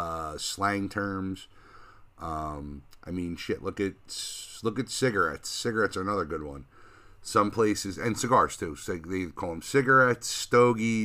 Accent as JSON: {"language": "English", "region": "New Jersey", "country": "United States", "moved": "yes", "said": "I'm from North Jersey"}